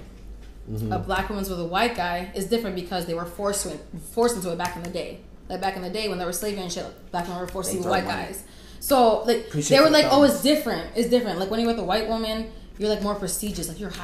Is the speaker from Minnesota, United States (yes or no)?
yes; Minnesota, United States; also born or lived in Florida; Growing up in Minnesota